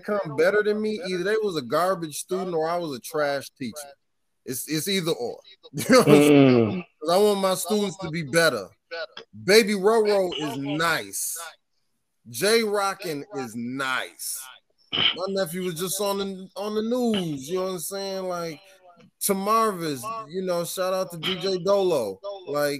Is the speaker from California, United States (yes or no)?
no; Michigan, United States; also born or lived in Flint; now in Chicago, United States; I'm from Michigan, so my roots is from the country too